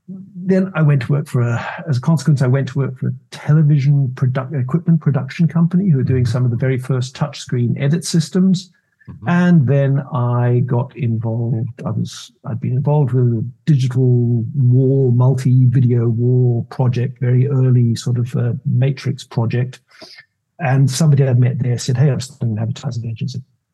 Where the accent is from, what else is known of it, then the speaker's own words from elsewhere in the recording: Zambia; also born or lived in United Kingdom / Zimbabwe / South Africa; So the long story is, I was born in the UK. I grew up in Zambia in Africa. I went to school in what was Rhodesia. I went to university in Cape Town in South Africa.